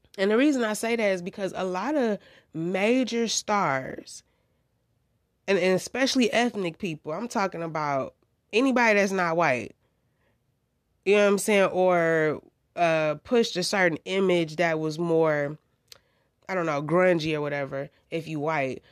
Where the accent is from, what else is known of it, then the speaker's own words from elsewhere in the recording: United States; I'm from the United States of America